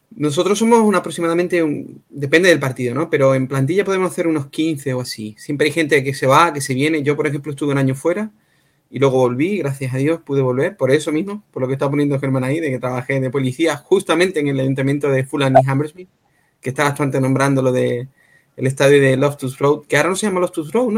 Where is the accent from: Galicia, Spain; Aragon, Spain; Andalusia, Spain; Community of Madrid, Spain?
Andalusia, Spain; Cádiz; now in London, United Kingdom; donde yo soy, desde Cádiz